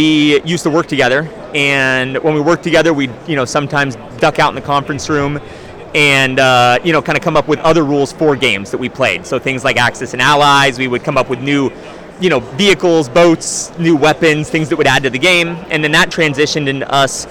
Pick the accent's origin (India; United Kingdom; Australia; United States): United States; Southern California; We're from Southern California